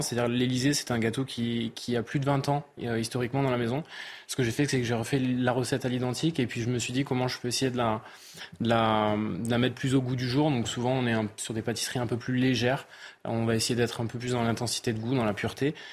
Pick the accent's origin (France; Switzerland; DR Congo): France; the South-West, south-west France; je suis du Sud-Ouest, le Pays Basque n'étant pas loin.